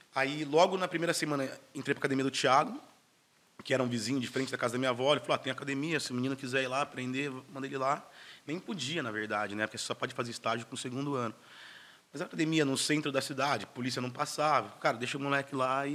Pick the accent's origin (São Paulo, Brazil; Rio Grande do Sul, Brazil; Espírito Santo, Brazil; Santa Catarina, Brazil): São Paulo, Brazil; Campinas; sou de Campinas, duas horas e meia de Santos